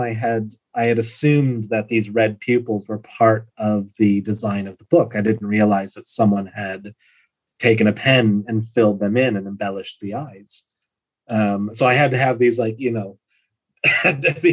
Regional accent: Wisconsin, United States; moved away as an adult; now in Ireland; I'm from Wisconsin

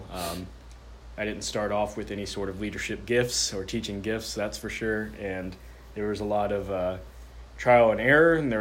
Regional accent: Chattanooga, Tennessee, United States; moved away as an adult; I was 30 years old. I'd only ever lived in Chattanooga except for being down the road for college.

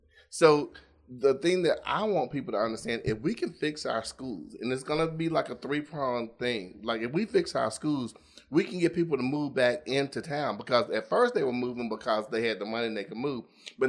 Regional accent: Dolomite, Alabama, United States; I'm 52. I graduated high school in 1985. I went to Pleasant Grove High School because I grew up in Dolomite.

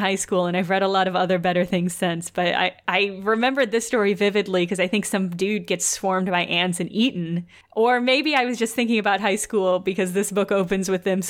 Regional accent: rural Illinois, United States; we're from Illinois.

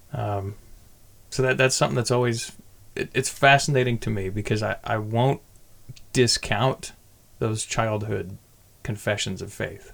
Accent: California, United States; I grew up across the bay, so my knowledge of Fremont only begins at like 2006

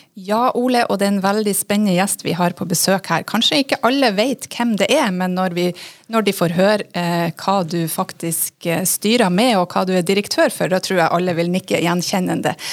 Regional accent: Northern Norway, Norway; moved away; Jeg kommer jo fra Nord-Norge

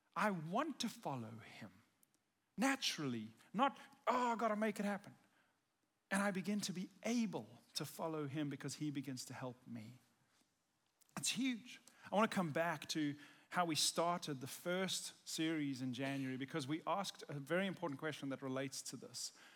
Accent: South Africa; I'm South African, and I grew up in South Africa

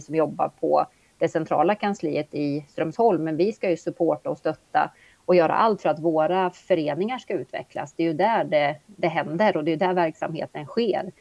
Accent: Östergötland, Sweden; moved away as an adult; now in Eskilstuna, Sweden; Har en bakgrund som östgöte, född och uppväxt mm. i Östergötland

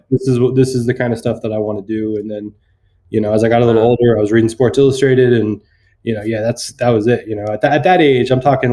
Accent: Fremont, California, United States; I'm from Fremont, California.

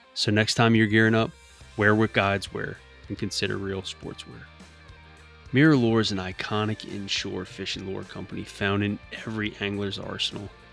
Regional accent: Metairie, Louisiana, United States; going back to my hometown of yeah, obviously New, New Orleans, Metairie

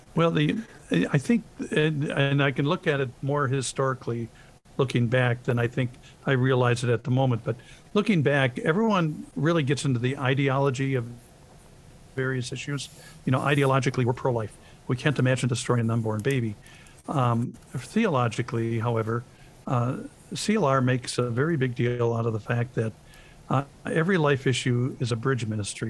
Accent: Lake Geneva, Wisconsin, United States; I grew up in Lake Geneva, Wisconsin

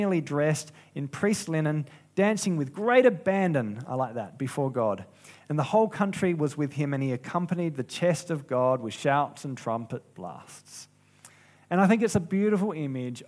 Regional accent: South Australia, Australia; I'm from South Australia

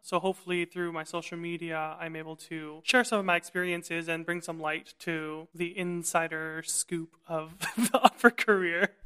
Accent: Vancouver, British Columbia, Canada; moved away as an adult; also born or lived in Montreal, Canada; now in Berlin, Germany; I'm a Chinese-Canadian tenor. and I'm originally from Vancouver, British Columbia.

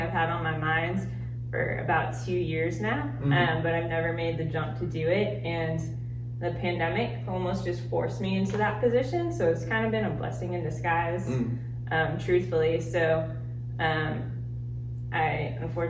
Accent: Dallas, Texas, United States; moved away as an adult; also born or lived in Boston, Massachusetts; moved back to Dallas. So I'm super happy to be here now, back with my family and just back in my hometown

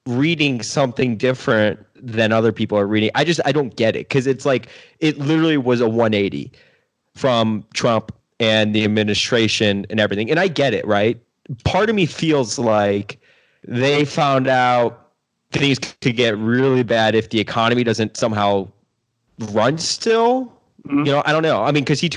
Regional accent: United States; I'm an American.

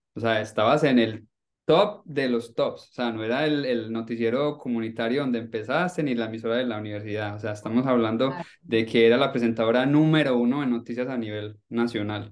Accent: Colombia; Nosotros como colombianos, me incluyo ahí, crecí viéndote en televisión

